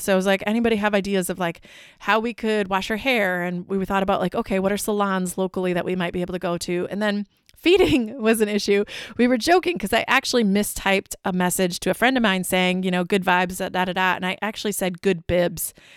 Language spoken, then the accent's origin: English; Wisconsin, United States; we're from Wisconsin